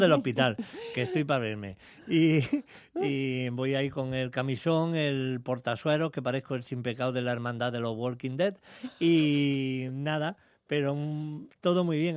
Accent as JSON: {"language": "Spanish", "town": "Jaén", "region": "Andalusia", "country": "Spain", "said": "aquí en España, en Jaén, en mi tierra"}